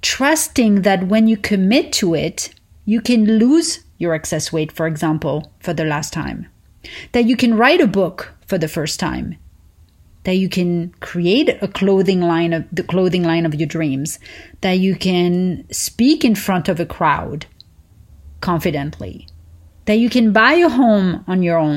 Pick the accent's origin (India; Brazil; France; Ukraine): France; Paris, Île-de-France; moved away; I learned growing up in Paris